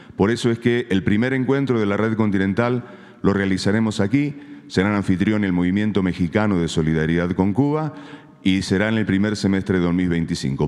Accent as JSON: {"language": "Spanish", "country": "Argentina", "said": "de Argentina"}